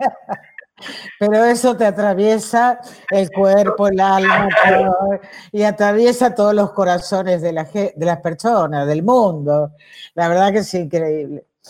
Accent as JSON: {"language": "Spanish", "town": "Villaguay", "region": "Entre Ríos", "country": "Argentina", "tie": "born or raised there", "said": "En, en Villa Guay había, en mi pueblo, en Entre Ríos, en Villa Guay"}